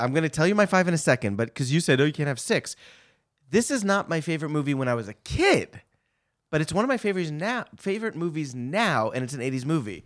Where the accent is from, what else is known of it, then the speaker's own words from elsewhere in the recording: New York City, New York, United States; I was six years old, growing up in Flatbush